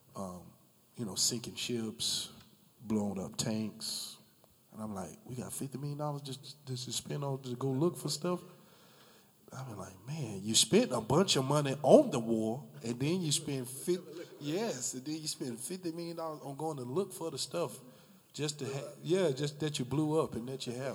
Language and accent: English; Jacksonville, Florida, United States; I grew up in the Brentwood area